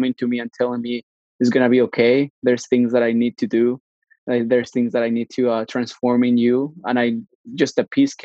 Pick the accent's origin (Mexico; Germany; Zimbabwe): Mexico; now in Canada; I was born in Mexico, grew up in Mexico